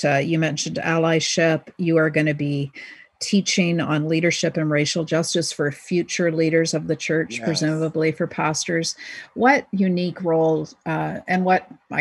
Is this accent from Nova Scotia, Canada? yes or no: yes; Dartmouth, Nova Scotia, Canada; moved away; I'm a Nova Scotia girl. I grew up in Dartmouth